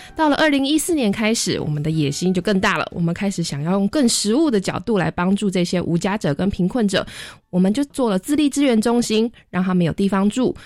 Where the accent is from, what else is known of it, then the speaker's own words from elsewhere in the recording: Hualien County, Taiwan; 我是花莲人，那我们嗯。花莲其实没有很多的游民